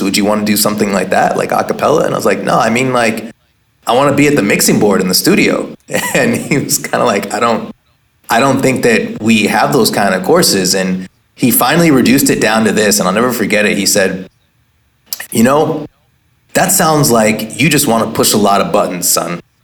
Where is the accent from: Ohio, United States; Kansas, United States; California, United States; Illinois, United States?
California, United States; Oakland; born or raised there; also born or lived in Pebble Beach, California